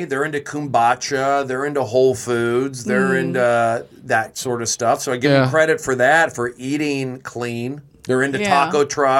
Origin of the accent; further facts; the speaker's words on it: Los Angeles, California, United States; Growing up in the Fernando Valley.